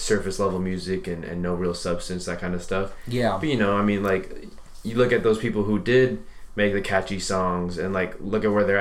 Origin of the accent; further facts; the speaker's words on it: Santa Ana, California, United States; I grew up in Santa Ana, which is a little bit more of a rougher city